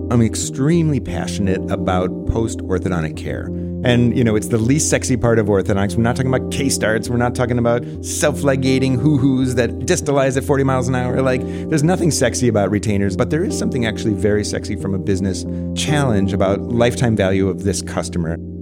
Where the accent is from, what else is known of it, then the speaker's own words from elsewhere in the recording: Arlington Heights, Illinois, United States; moved away as an adult; also born or lived in Buffalo Grove, Illinois; now in Scottsdale, United States; I grew up in a suburb called, uh, Arlington Heights, Buffalo Grove, northwest suburb